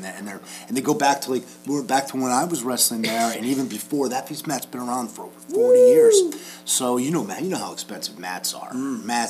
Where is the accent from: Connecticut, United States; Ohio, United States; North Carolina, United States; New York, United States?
Connecticut, United States; Norwalk; moved away as an adult; I moved out of my hometown when I was a freshman in college. My parents moved to another town in Connecticut